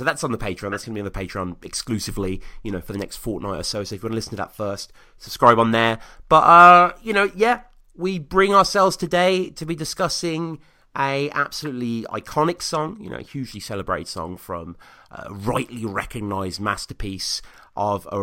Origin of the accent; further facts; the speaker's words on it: United Kingdom; I'm a Brit